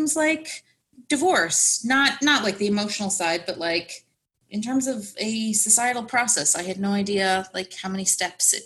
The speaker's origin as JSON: {"language": "English", "region": "Connecticut", "country": "United States", "moved": "yes", "said": "I'm from Connecticut"}